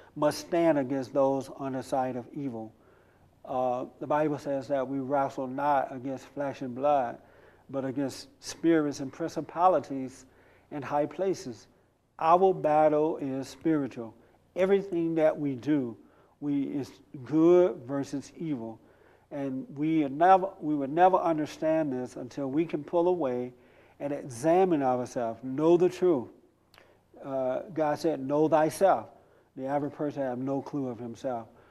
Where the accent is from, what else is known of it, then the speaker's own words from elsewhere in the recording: United States; I am an American. I'm not African American. I am 100% American